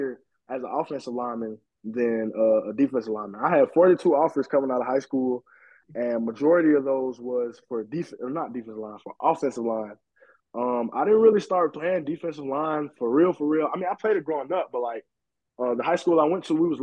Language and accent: English; Atlanta, Georgia, United States; moved away; I'm originally from Atlanta, Georgia